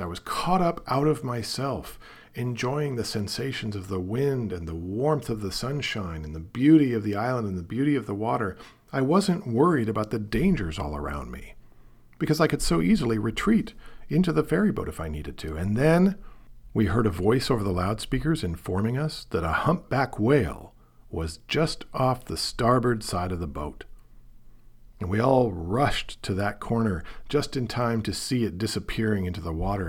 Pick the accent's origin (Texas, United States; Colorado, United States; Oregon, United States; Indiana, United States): Oregon, United States; Portland; also born or lived in Seattle; I grew up in Portland, Oregon, the child of two teachers